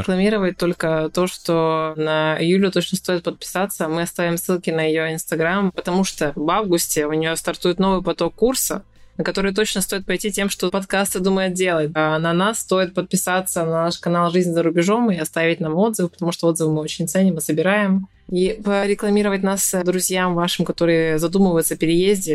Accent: Yekaterinburg, Sverdlovsk Oblast, Russia; moved away as an adult; now in Turkey; я приехала из Турции обратно в свой город в Екатеринбург

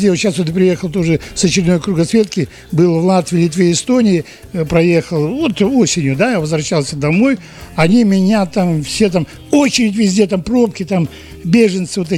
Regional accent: Kazakhstan; Ну, потому что я из Казахстана.

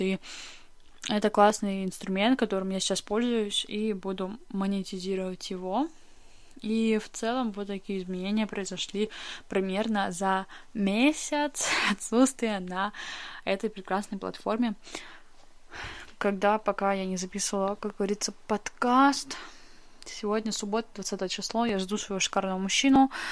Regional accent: Russia; moved away as an adult; now in Moscow, Russia; в прекрасную столицу а, моей родины, а, в Москву, и теперь я живу здесь. Я переехала из своего родного города сюда

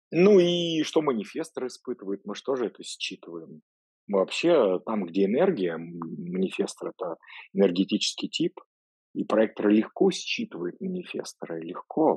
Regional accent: Voronezh, Voronezh Oblast, Russia; moved away; я из Воронежа же сам изначально

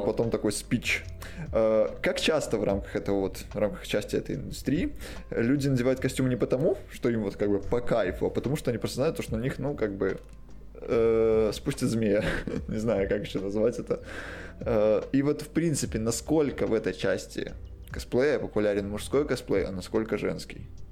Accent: Belarus; now in Poland; я белорус и живу в Польше

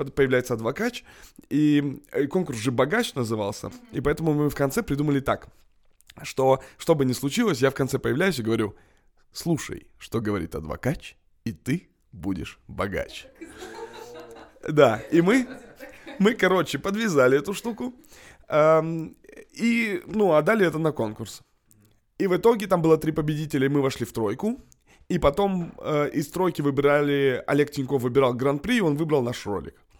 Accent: Kamchatka Krai, Russia; now in Moscow, Russia; Я просто босяк, как бы с Камчатки, с Дальнего Востока

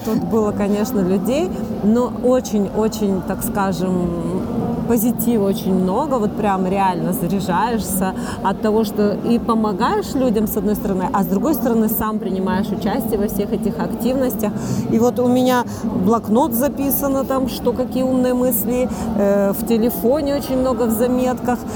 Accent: Yekaterinburg, Sverdlovsk Oblast, Russia; Я из Екатеринбурга

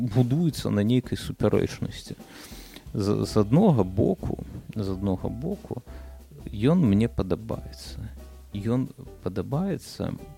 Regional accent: Belarus; мы ж беларусы

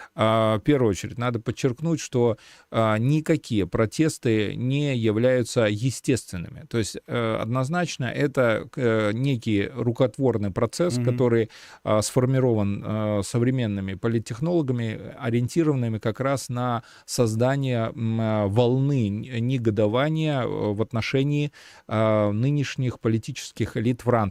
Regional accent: Belarus; мы э, сейчас, белорусы

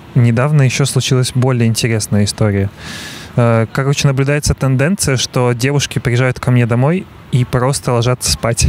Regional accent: Belarus; now in Russia; я белорус и живу в России

